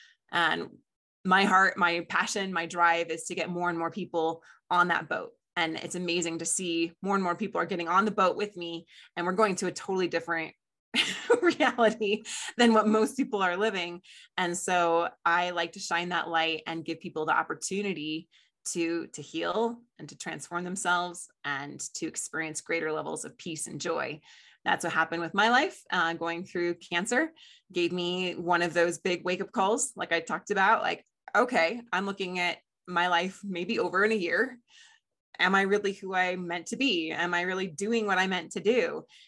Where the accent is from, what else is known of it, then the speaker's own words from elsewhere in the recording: Colorado, United States; also born or lived in Ohio / Chicago; I was born in Denver, Colorado, and then we moved to Ohio and then to Chicago and then back to Colorado.